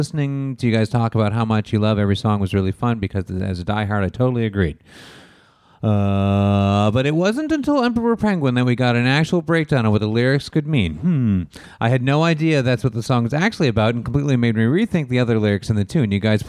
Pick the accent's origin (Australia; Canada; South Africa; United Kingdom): Canada; Toronto, Ontario; I'm from Toronto, was only about 7 at the time.